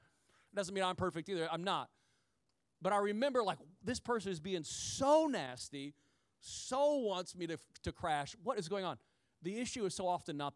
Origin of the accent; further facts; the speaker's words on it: Midwest, United States; I'm from the country. I'm from the Midwest